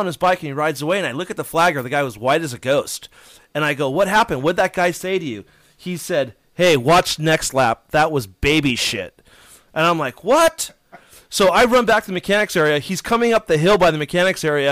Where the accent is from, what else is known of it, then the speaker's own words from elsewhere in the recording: United States; I'm from United States, not Canada